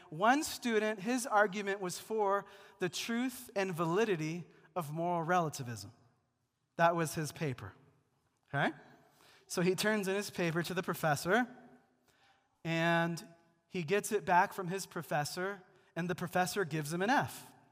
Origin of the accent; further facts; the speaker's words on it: Seattle, Washington, United States; also born or lived in Missouri; now in Denver, United States; Also in Seattle, it's gloomy and rainy for nine months of the year. Uh, that's my hometown